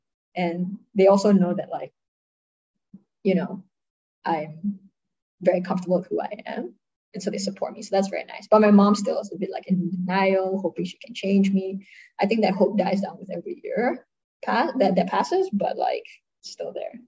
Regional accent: Singapore; accent: American; if I talk in my like American accent, right, like nobody can tell I'm Singaporean.

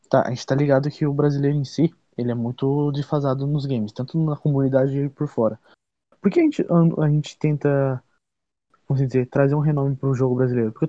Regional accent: Brazil; por eu ser brasileiro, velho.

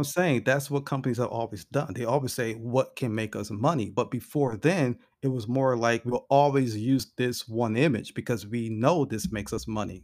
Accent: United States; being African American

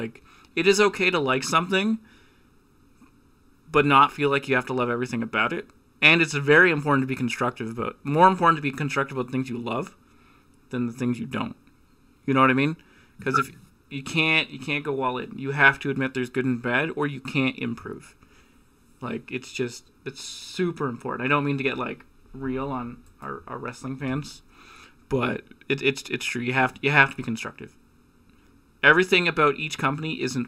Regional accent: Canada; as a Canadian who went to Revolution

